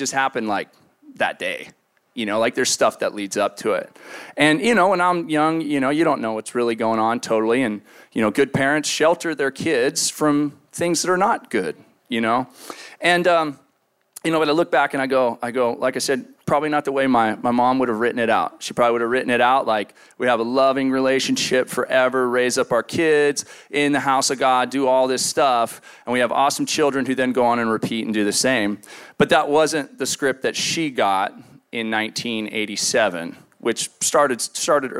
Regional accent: San Luis Obispo, California, United States; moved away; I was from the Central Coast.

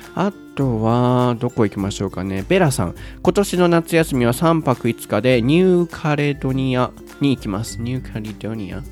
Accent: Osaka, Japan; 天王寺。僕の天王寺 僕の地元ですよ

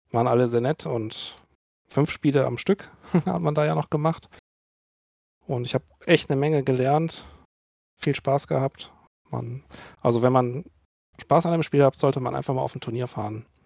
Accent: North Rhine-Westphalia, Germany; Bin aus der Nähe von Bonn, komme ich

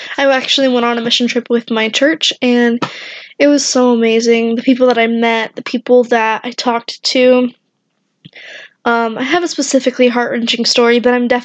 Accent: Wichita, Kansas, United States; I am from Kansas, Wichita to be exact

